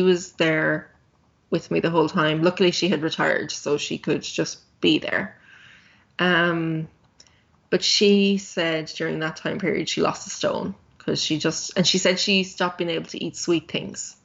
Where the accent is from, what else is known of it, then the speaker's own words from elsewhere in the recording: Ireland; I'm Irish.